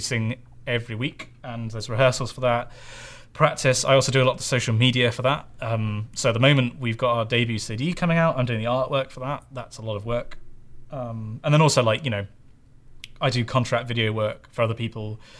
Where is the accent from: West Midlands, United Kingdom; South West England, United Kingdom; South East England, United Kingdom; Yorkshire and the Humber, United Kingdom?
South West England, United Kingdom; Bristol; Bristol is where I'm from